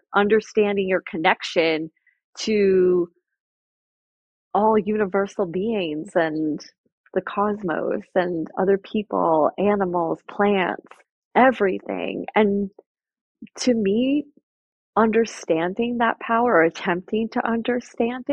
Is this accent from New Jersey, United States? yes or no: yes; Jersey Shore, New Jersey, United States; I grew up on the Jersey Shore